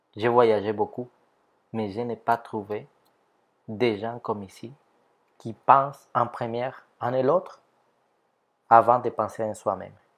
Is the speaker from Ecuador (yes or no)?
yes; Ecuador; French is a second language; moved away as an adult; now in Canada; Je viens de l'Équateur.